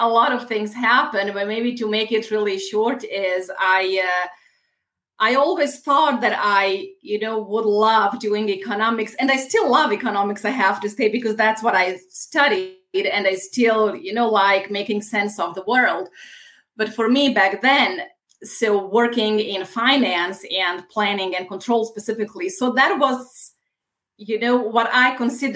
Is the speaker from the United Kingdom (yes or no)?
no; Bosnia & Herzegovina; moved away as an adult; also born or lived in Italy / United States; now in Munich, Germany; I was born in Bosnia